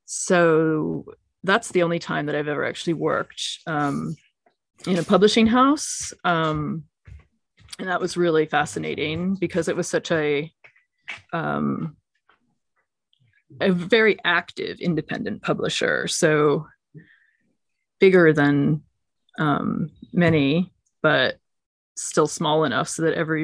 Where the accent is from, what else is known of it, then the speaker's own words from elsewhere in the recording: United States; moved away as an adult; also born or lived in London, United Kingdom; as an American